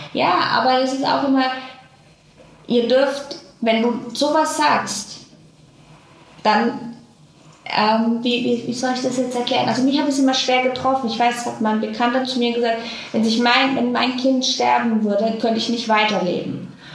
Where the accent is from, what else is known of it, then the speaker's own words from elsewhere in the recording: Franconia, Bavaria, Germany; now in Cologne, Germany; ich komme aus Franken